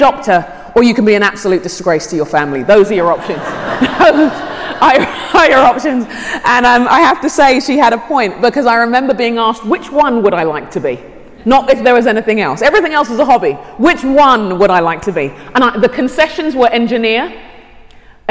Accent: London, United Kingdom; moved away as an adult; also born or lived in Arizona, United States / California, United States; now in Shoreview, United States; I grew up in London, in England. My parents are Nigerian, and I've lived in the States about 14 years

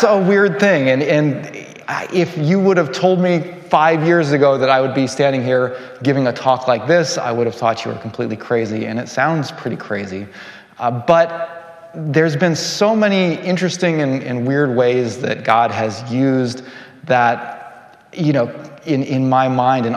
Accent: California, United States; moved away as an adult; also born or lived in Morioka, Japan; now in Japan; I'm originally from California

